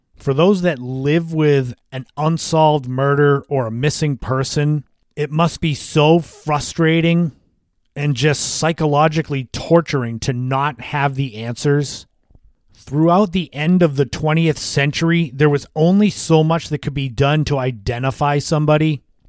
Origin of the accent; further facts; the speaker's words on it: Cape Cod, Massachusetts, United States; As a kid growing up on Cape Cod